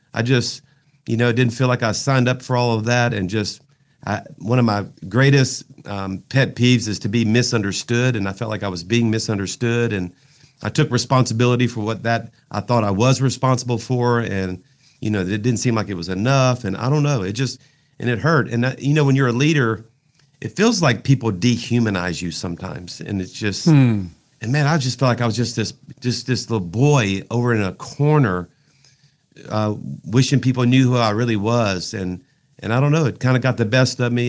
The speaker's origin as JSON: {"language": "English", "region": "South Louisiana", "country": "United States", "said": "I'm from South Louisiana"}